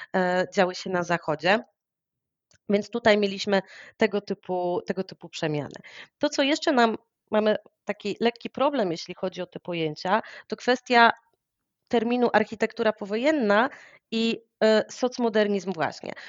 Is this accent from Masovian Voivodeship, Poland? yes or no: yes; Warsaw, Masovian Voivodeship, Poland; ja jestem warszawianką, już pokolenie do tyłu, moi rodzice już się wychowywali w Warszawie, więc e, ja wyrosłam w tym miejscu